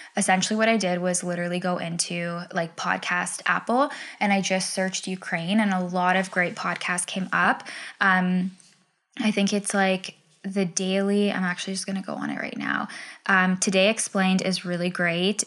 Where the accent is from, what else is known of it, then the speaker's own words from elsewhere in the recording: Ontario, Canada; moved away as an adult; also born or lived in British Columbia; move back home